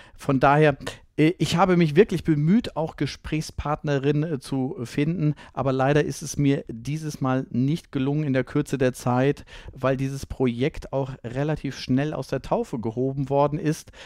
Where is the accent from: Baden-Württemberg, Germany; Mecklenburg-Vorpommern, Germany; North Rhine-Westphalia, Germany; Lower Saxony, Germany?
North Rhine-Westphalia, Germany; als Ostwestfale